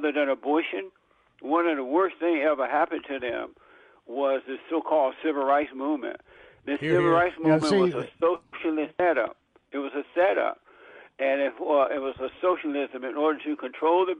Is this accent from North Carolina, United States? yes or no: no; Alabama, United States; I grew up in Alabama.